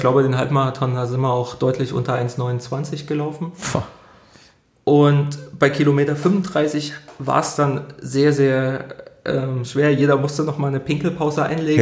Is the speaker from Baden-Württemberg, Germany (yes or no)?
no; Thuringian Forest, Germany; moved away as an adult; now in Dortmund, Germany; Ich bin im Thüringer Wald groß geworden, ja. ähm, unweit des Rennsteigs